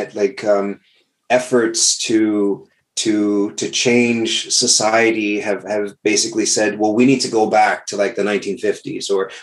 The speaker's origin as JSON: {"language": "English", "region": "South Texas", "country": "United States", "also_born_or_lived": "New Jersey", "moved": "as an adult", "said": "I'm originally from Texas"}